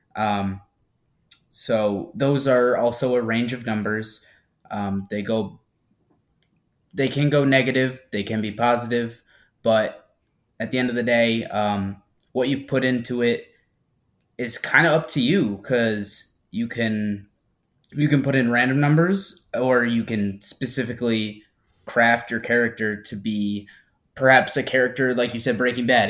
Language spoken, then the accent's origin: English; Averill Park, New York, United States; now in Albany, United States; I, I have grown up in Averill Park.